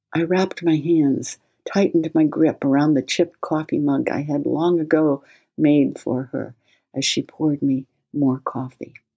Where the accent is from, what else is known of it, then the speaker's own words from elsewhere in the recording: New England, United States; I was born in New England